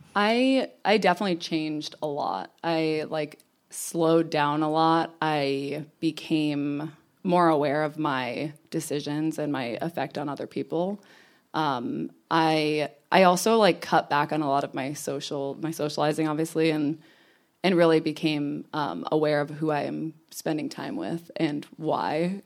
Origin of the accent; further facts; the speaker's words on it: New York, United States; moved away as an adult; also born or lived in Connecticut; now in Los Angeles, United States; I was born in Connecticut, lived in New York for a long time, and I like to consider myself a New Yorker.